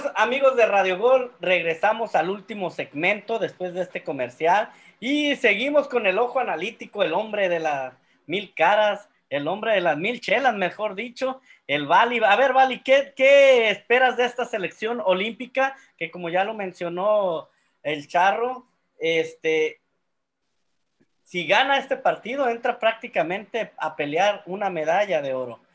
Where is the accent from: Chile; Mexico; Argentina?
Mexico; como mexicano